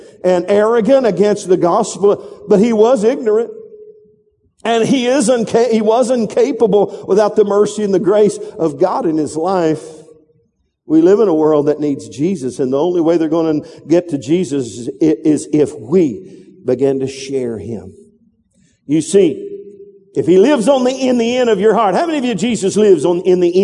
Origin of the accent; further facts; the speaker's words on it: the Bible Belt, the South, United States; I was raised in the Bible Belt.